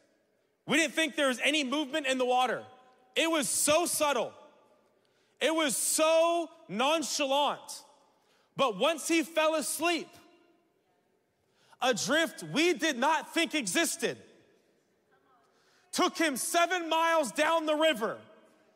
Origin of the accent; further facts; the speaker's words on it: Oregon, United States; I'm from Oregon